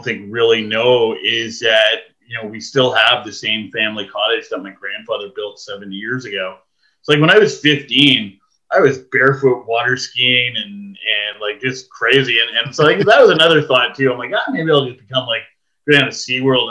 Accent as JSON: {"language": "English", "town": "Ottawa", "region": "Ontario", "country": "Canada", "tie": "born or raised there", "said": "So I actually am born in Ottawa. I grew up in Ottawa"}